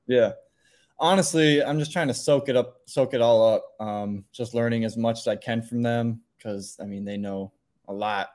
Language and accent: English; Minnesota, United States; born or raised there